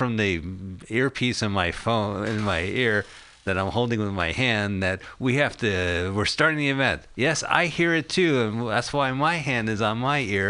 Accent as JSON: {"language": "English", "town": "Montclair", "region": "New Jersey", "country": "United States", "tie": "born or raised there", "moved": "yes", "lives_now": "San Francisco, United States", "said": "I grew up in Montclair."}